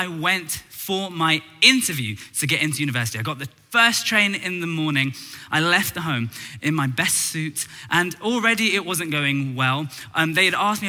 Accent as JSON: {"language": "English", "region": "London", "country": "United Kingdom", "tie": "born or raised there", "said": "I was born and raised in Tooting in Southwest London."}